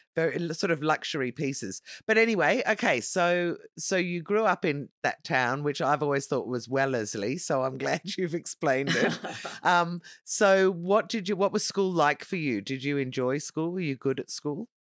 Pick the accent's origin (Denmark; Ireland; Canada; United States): Ireland; Dublin, Leinster; I am from Dublin